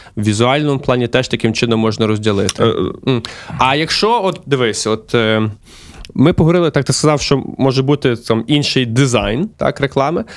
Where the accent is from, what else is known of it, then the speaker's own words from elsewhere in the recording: Lviv, Lviv Oblast, Ukraine; я, як львів'янин, е, до речі, зараз перебуваю у Львові